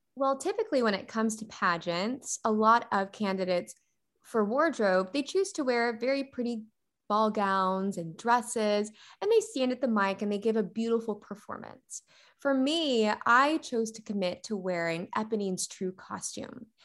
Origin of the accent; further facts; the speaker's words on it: McKinney, Texas, United States; also born or lived in Carrollton, Texas / Prosper, Texas; I was born and raised right here in McKinney, Texas